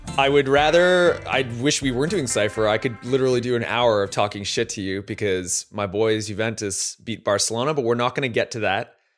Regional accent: Canada; as a Canadian

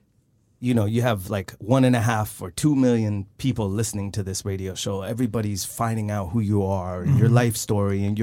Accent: Sweden; born or raised there

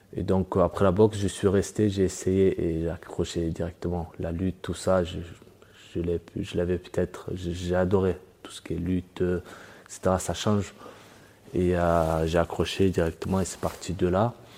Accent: France; also born or lived in Dagestan, Russia; je suis né au Daghestan et à 8 ans, je suis arrivé en France avec la famille

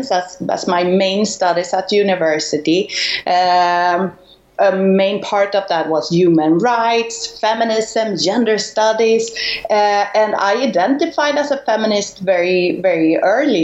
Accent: Stockholm, Stockholm County, Sweden; moved away as an adult; now in Spain; I was born in Stockholm, Sweden, to start with, in the year 77. So I just turned 40. And when I grow up, my dad, he had his own company

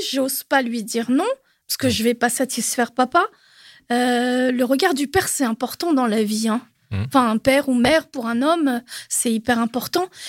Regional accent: Normandy, France; moved away as an adult; also born or lived in Paris region; moi d'origine je suis normande, enfin de la Normandie.

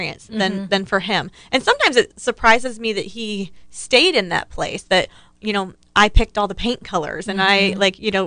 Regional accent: Ohio, United States; the house I grew up in Ohio

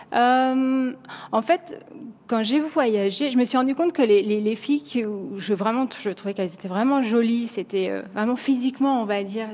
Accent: France; accent: French; now in New York, United States; notre accent français en anglais

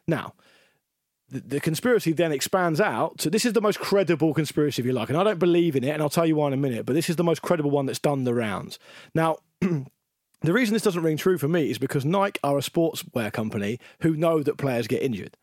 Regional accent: England, United Kingdom; as an Englishman

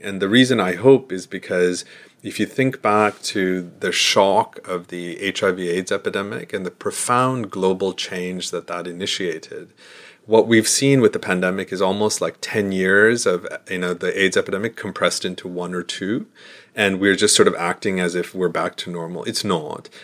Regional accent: United States; I'm an American

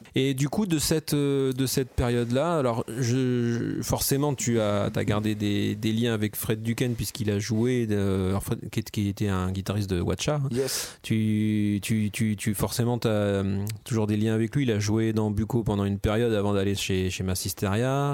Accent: La Rochelle, Nouvelle-Aquitaine, France; moved away; moi je venais de La Rochelle à l'époque.

